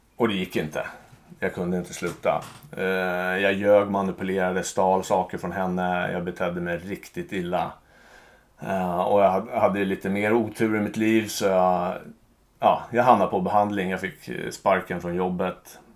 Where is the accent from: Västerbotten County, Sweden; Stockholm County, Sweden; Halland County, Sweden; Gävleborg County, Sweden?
Stockholm County, Sweden; Stockholm; jag är uppvuxen i en eh, jättebra familj med mamma, pappa, två systrar i Bromma.